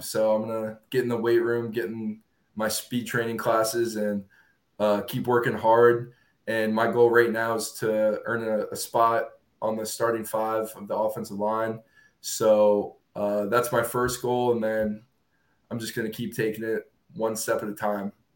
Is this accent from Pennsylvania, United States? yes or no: yes; Williamsport, Pennsylvania, United States; I grew up in central Pennsylvania, a town called Williamsport